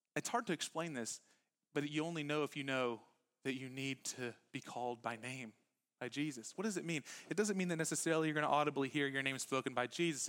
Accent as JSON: {"language": "English", "town": "Huffman", "region": "Texas", "country": "United States", "tie": "born or raised there", "said": "I grew up in Huffman"}